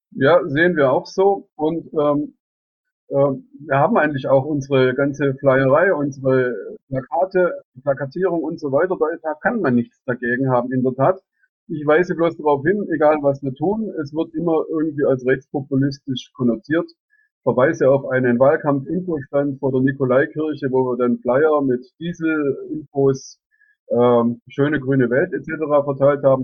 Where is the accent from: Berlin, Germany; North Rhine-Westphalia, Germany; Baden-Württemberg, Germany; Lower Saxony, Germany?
Baden-Württemberg, Germany; Reutlingen; also born or lived in Heidelberg / Saxony; die Region Neckaralb liegt mir klar aus am Herzen, weil ich hier geboren bin